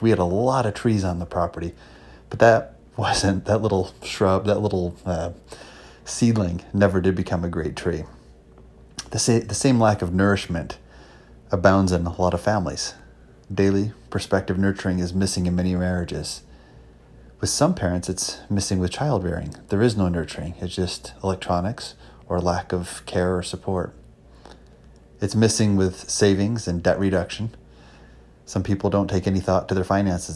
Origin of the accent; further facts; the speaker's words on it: Palmyra, New York, United States; also born or lived in Marion, New York; I actually grew up in Palm Mar, New York, went to school in a little town called Marion